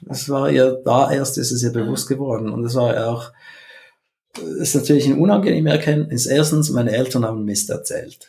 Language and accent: German; Switzerland; als Schweizer